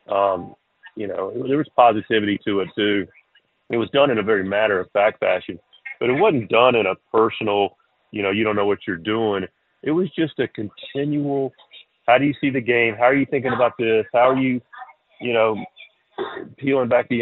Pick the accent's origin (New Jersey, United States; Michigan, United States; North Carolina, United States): North Carolina, United States; Charlotte; now in Eastern North Carolina, United States; I grew up in Charlotte without a real love for country music at all, and now I'm in Eastern North Carolina